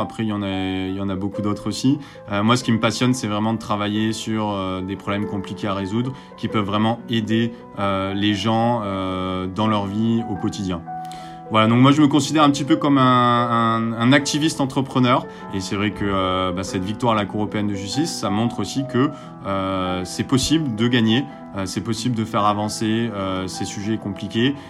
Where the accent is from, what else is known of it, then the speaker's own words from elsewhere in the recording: Marseille, Provence-Alpes-Côte d'Azur, France; j'ai grandi à, à Marseille